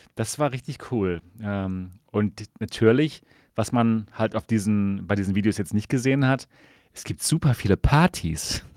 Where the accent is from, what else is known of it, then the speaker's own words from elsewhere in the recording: Dortmund, North Rhine-Westphalia, Germany; ich komme aus Dortmund